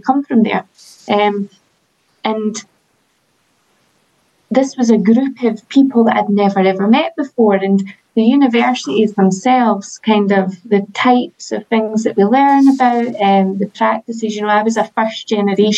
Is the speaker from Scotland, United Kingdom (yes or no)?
yes; Edinburgh, Scotland, United Kingdom; I'm from Edinburgh, I lived in Edinburgh life